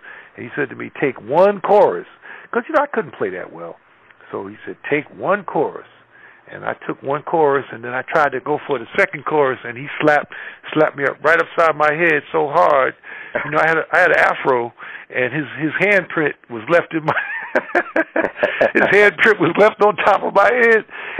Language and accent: English; Lakeview, New York, United States; also born or lived in Bronx, New York; I grew up in Long Island. I was born in the Bronx, but we actually grew up in Long Island.